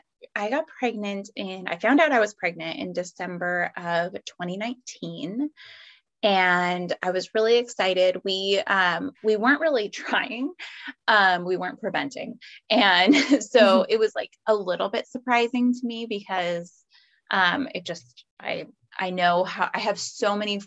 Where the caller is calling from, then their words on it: California, United States; I am in Northern California. So I'm in like the San Francisco Bay Area.